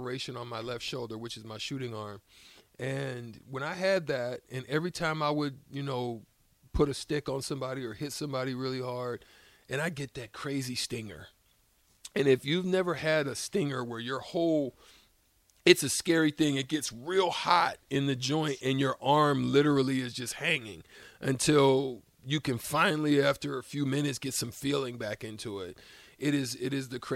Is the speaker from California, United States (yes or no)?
no; Alabama, United States; moved away; I'm from Alabama